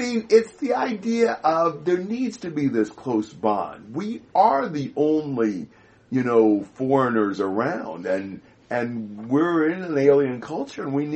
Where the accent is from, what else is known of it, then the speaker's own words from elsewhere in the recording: United States; I'm an American